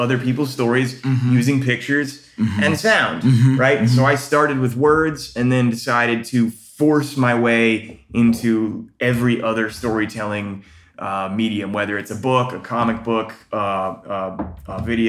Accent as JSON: {"language": "English", "region": "North Carolina", "country": "United States", "also_born_or_lived": "Orlando", "moved": "as an adult", "said": "I'm from North Carolina, but I ran away to Orlando"}